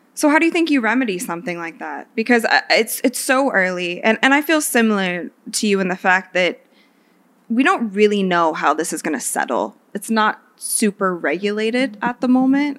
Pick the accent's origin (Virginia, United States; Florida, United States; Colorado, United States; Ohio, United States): Ohio, United States; Akron; I'm from Akron